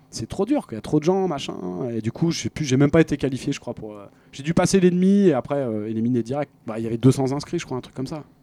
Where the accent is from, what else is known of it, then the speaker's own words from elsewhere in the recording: France; j'étais français.